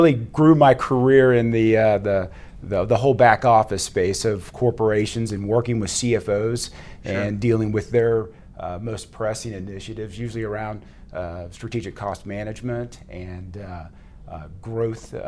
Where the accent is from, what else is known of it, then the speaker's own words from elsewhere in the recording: Fort Worth, Texas, United States; Grew up in Fort Worth and then went away to school